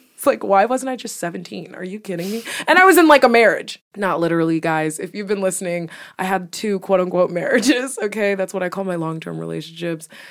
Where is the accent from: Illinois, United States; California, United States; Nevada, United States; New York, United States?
New York, United States; accent: New York; my accent from New York